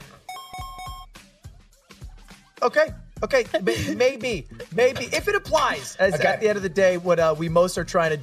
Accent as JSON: {"language": "English", "country": "United States", "said": "I am an American"}